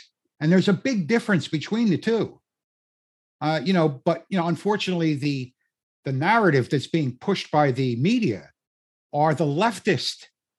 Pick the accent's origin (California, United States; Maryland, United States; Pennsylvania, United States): Pennsylvania, United States; Philadelphia; accent: South Philly; I don't know if you can hear my South Philly accent